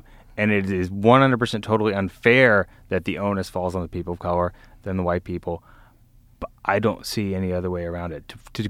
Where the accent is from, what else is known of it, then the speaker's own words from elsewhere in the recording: Vestavia Hills, Alabama, United States; growing up in a community like I grew up in Vestavia, where they fly the Confederate flag